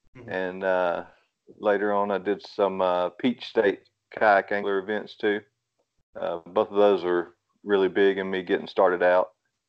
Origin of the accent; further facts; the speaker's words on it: Rome, Georgia, United States; I'm from Rome, Georgia.